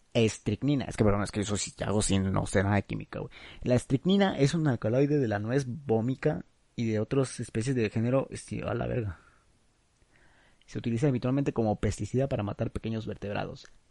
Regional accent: Mexico; Ah, es que soy de México. Ay, ay, perdón, es que, es que soy mexicano

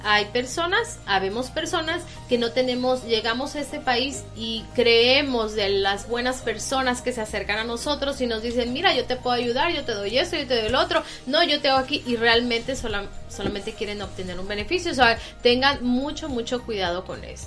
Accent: Tampico, Tamaulipas, Mexico; now in New York, United States; somos de México

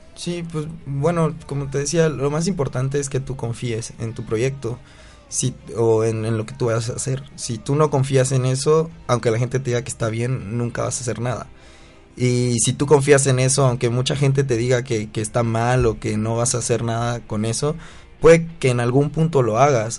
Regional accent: Chiapas, Mexico; now in Mexico City, Mexico; yo soy de Chiapas

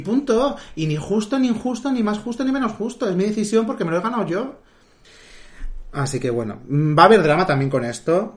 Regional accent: Madrid, Community of Madrid, Spain; somos de aquí de Madrid

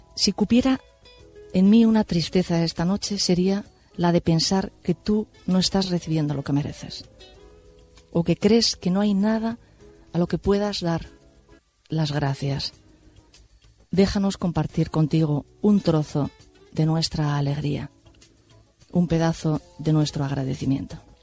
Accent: Spain; soy española

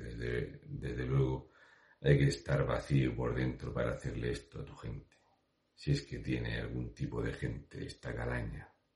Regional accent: Region of Murcia, Spain; un murciano encabronado

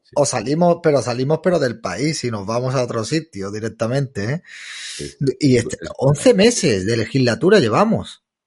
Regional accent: Málaga, Andalusia, Spain; Yo de Málaga.

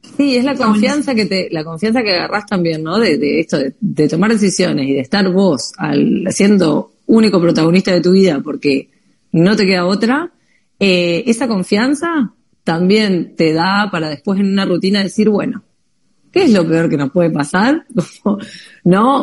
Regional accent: Paraná, Entre Ríos, Argentina; now in Europe; nosotros que somos argentinas

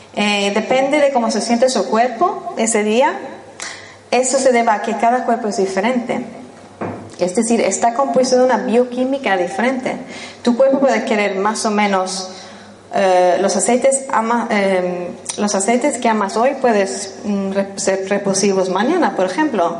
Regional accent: Spain; first language English; Spanish is a second language; moved away as an adult; also born or lived in Sweden / London; soy sueca de origen, crecí aquí en España

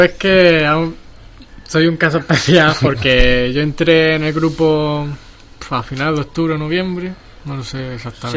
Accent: Dalías, Andalusia, Spain; Yo soy de Dalía

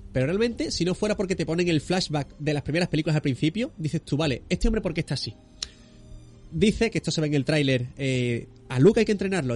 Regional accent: Barbate, Andalusia, Spain; Hemos estado grabando en Barbate, que es mi tierra también

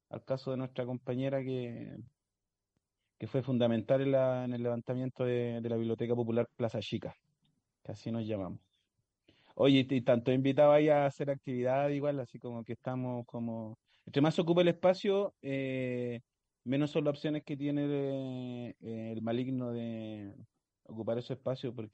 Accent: Rancagua, O'Higgins, Chile; moved away as an adult; also born or lived in La Pintana, Santiago, Chile; now in Mexico; Rancagua, mi familia es de Mayoa, de la sexta región, me considero un guaso flaite. Ahora estoy pasando una temporada en México.

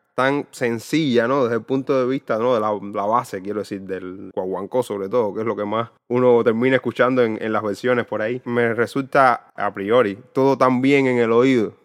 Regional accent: Cuba; desde la experiencia como cubano

